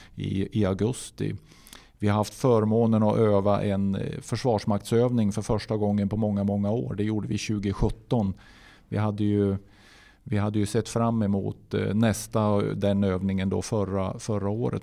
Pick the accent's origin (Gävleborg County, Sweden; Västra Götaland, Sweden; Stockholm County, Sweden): Gävleborg County, Sweden; Gnarp; also born or lived in Hudiksvall; Gnarp är ju min födelsort och eh, det är där jag är uppvuxen